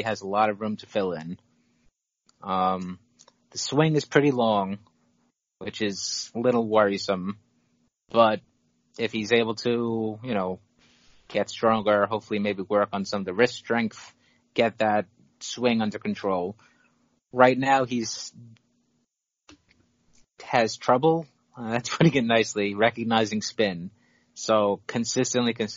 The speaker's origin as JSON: {"language": "English", "region": "New York", "country": "United States", "said": "I'm New York"}